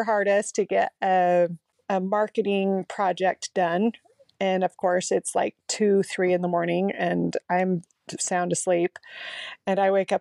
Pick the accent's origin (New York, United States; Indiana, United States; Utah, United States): Utah, United States; Salt Lake City; moved away as an adult; also born or lived in St. George, Utah; I was born and raised in Salt Lake and lived there and went to school